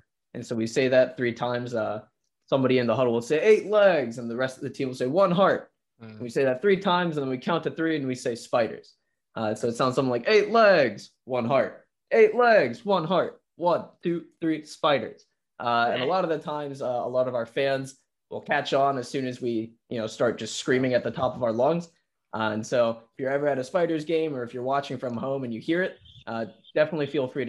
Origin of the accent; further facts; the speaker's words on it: India; I don't think it's so much as me being Indian as much as I got a pretty late start to some of the young talent that's in the league right now